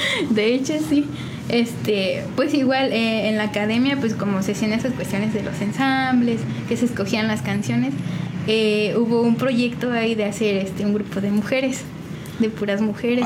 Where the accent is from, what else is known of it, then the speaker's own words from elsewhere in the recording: San Juan del Río, Querétaro, Mexico; De aquí, de San Juan del Río